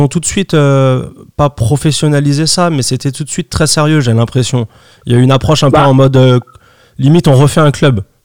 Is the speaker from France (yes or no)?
yes; France; chez nous en France